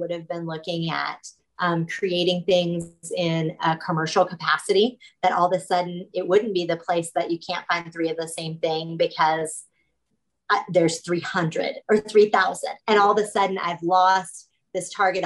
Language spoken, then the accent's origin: English; Kansas, United States; I'm not even in Kansas City. I'm just in Kansas. That's our state. Yeah. So I grew up in a town of like 2,500 people.